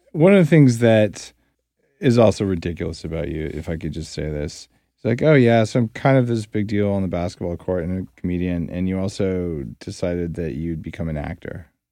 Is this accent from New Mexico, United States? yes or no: yes; New Mexico, United States; I grew up in New Mexico